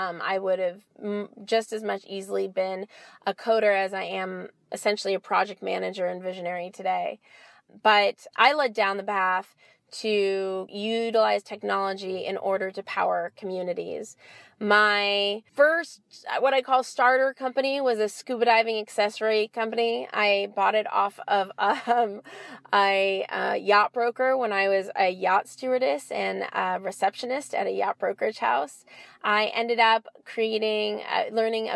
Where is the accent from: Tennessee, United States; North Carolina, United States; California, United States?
California, United States; Los Angeles; So I'm from LA. I'm born and raised LA. I grew up in Westwood, and I live in Los Angeles now.